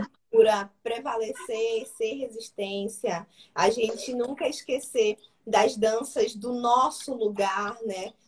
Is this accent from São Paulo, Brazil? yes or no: no; Pará, Brazil; now in Maranhão, Brazil; Eu sou paraense, né? Sou do Pará